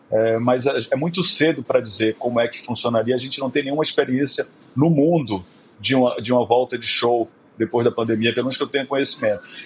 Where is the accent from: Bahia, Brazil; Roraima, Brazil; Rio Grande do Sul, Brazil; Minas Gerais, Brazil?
Bahia, Brazil; Eu sou baiano, então para mim essa memória da fogueira e da família em casa é muito boa também.